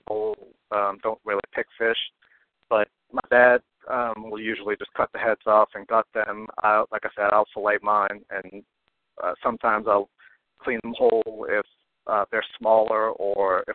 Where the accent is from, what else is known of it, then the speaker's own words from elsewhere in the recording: Chalmette, Louisiana, United States; also born or lived in Slidell; we grew up in Chalmette.